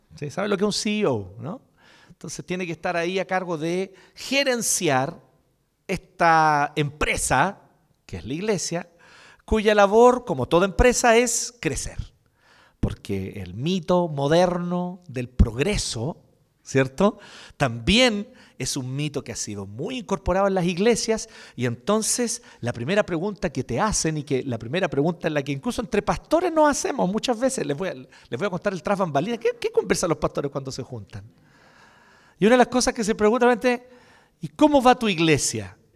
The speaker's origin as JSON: {"language": "Spanish", "country": "Chile", "also_born_or_lived": "Brazil", "said": "nosotros aquí en Chile"}